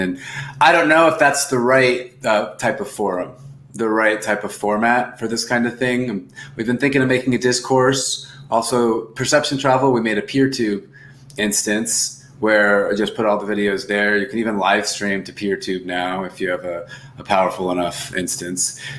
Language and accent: English; United States; also born or lived in Argentina; I'm, I'm from the United States